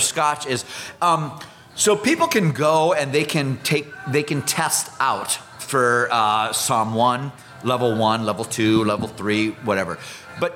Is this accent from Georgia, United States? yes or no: no; Iowa, United States; accent: Iowa; I'm from Iowa, and I'm also a military man